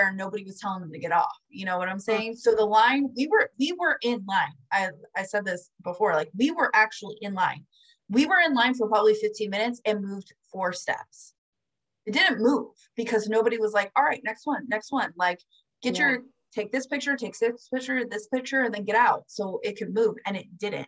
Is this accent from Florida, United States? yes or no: yes; Florida, United States; I'm from Florida